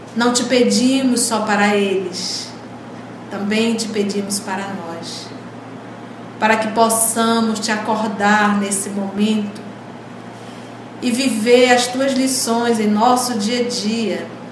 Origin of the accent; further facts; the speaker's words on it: Brazil; nós também somos brasileiros